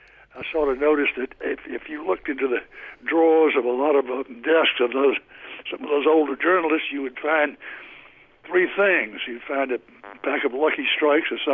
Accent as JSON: {"language": "English", "town": "Mobile", "region": "Alabama", "country": "United States", "tie": "born or raised there", "also_born_or_lived": "New York City / Washington", "said": "I was raised in Mobile, Alabama, which is on the coast, and I live across the bay from Mobile in Mobile Bay"}